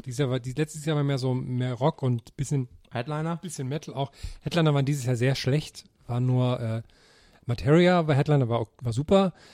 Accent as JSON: {"language": "German", "region": "Thuringia", "country": "Germany", "tie": "born or raised there", "said": "meiner Heimat in Thüringen"}